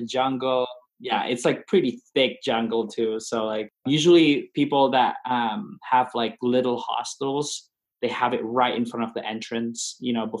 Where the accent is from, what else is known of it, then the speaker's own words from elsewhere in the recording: East Java, Indonesia; moved away; also born or lived in Everett, Washington; I grew up in East Java, so like we have a house there